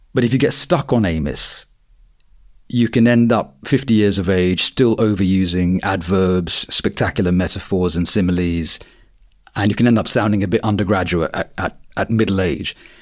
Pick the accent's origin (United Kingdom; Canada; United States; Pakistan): United Kingdom; Croydon, London; I grew up in Croydon in the nineties